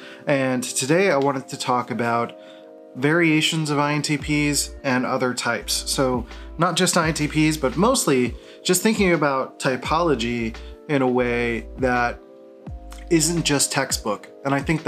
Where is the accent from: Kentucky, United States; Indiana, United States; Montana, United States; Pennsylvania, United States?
Pennsylvania, United States; Philadelphia; I grew up in Philadelphia